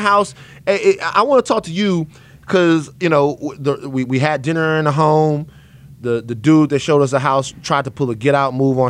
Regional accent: Louisiana, United States; I'm from Louisiana.

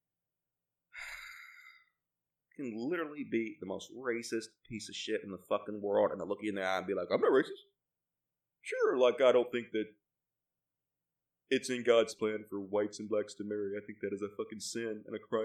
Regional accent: Mississippi, United States; born or raised there

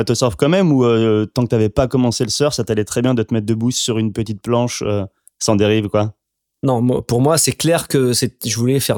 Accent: Réunion; je suis originaire de la Réunion

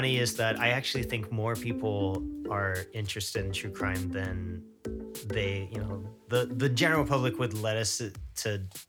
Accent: Texas, United States; at least like for me when growing up in Texas.

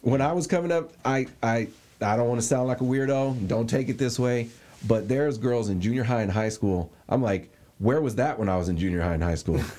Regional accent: West Coast, United States; obviously I grew up here on the West Coast

